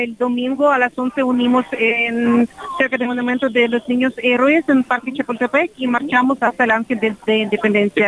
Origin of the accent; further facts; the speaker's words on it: Kyiv Oblast, Ukraine; Spanish is a second language; now in Mexico; soy de Ucrania, de región de Kiev